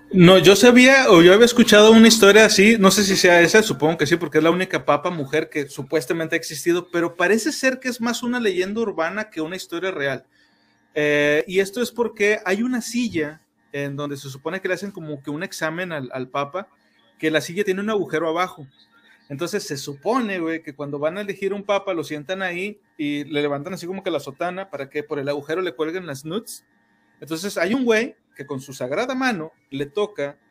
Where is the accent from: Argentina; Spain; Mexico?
Mexico; somos mexicanos